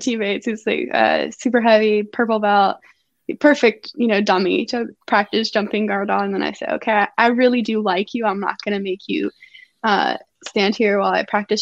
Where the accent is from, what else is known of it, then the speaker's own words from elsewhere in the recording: Georgia, United States; I'm from Georgia and I have Atlanta driving experience